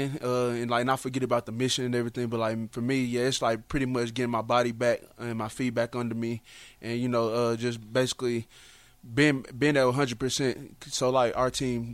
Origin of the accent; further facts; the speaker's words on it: Dallas, Texas, United States; I'm from Dallas